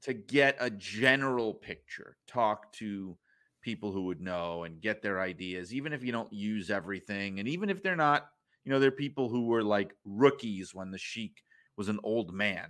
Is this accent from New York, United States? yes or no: yes; New York City, New York, United States; moved away as an adult